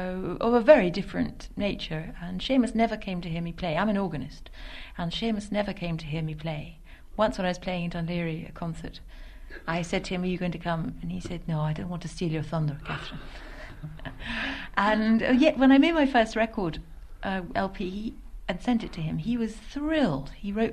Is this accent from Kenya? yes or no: no; London, United Kingdom; which was something that, as a Londoner, I felt very strongly that I didn't like